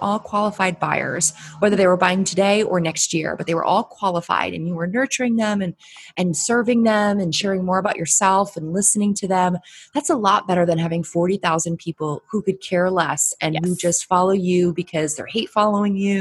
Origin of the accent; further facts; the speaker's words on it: Connecticut, United States; moved away as an adult; now in Barbados; I'm originally from Connecticut. So I moved here.